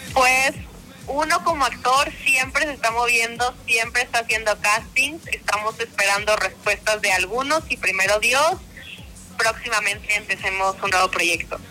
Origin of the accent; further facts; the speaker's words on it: Monterrey, Nuevo León, Mexico; soy de Monterrey